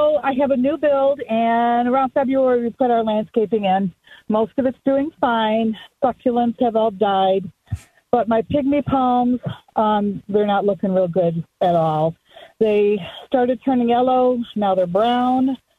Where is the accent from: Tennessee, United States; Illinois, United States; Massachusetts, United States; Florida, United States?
Illinois, United States; moved away as an adult; now in Arizona, United States; I'm from Illinois. We just moved here 2 years ago